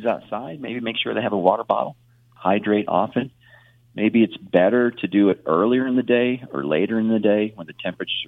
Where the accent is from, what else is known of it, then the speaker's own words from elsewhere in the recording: Illinois, United States; moved away; I grew up in Illinois